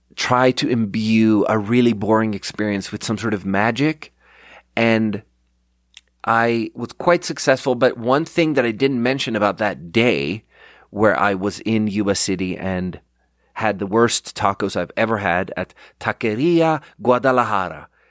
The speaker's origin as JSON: {"language": "English", "country": "Sweden", "second_language": "English", "moved": "yes", "lives_now": "United States", "said": "I'm from Sweden and I'm out here Googling in Swedish."}